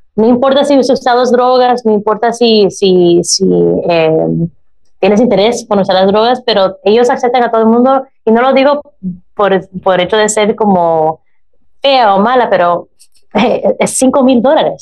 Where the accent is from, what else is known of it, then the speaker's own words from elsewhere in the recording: United States; Spanish is a second language; nací en los Estados Unidos